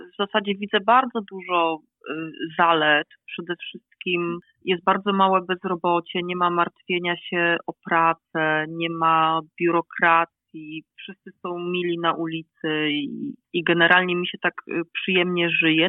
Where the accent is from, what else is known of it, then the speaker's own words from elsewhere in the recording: Poland; moved away as an adult; now in Scotland; Ja wyjechałam z Polski tuż po studiach